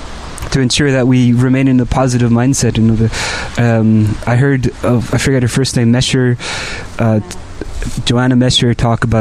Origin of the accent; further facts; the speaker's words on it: Montreal, Quebec, Canada; I grew up in Montreal my whole life